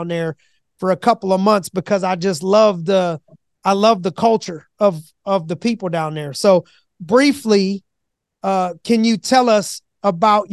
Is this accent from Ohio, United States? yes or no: yes; Youngstown, Ohio, United States; I grew up in Youngstown